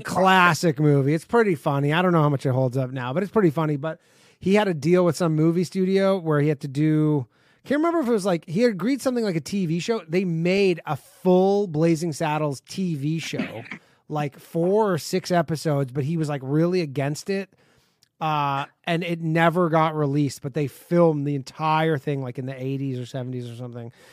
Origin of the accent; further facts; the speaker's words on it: Burlington, Ontario, Canada; moved away; I grew up in Burlington